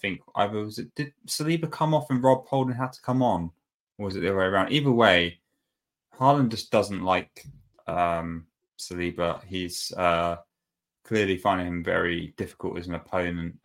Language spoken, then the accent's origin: English; England, United Kingdom; I'm obviously English